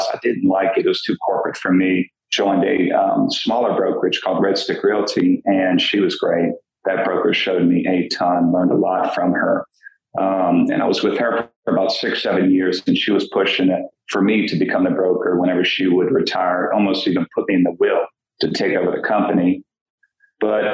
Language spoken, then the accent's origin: English; New Orleans, Louisiana, United States; I'm from New Orleans and graduated from Archbishop Shaw down there on the West Bank